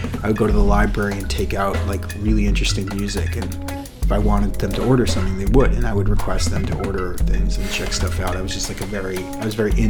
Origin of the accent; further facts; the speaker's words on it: Brookline, Massachusetts, United States; I grew up in Brookline.